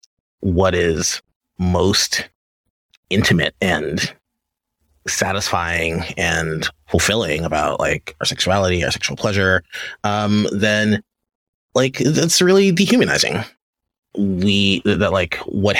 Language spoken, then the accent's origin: English; Louisiana, United States; I grew up in Louisiana